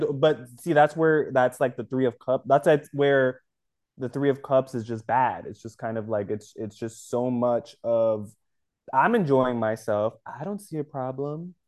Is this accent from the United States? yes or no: yes; United States; also born or lived in Dominican Republic; I'm American because I was born here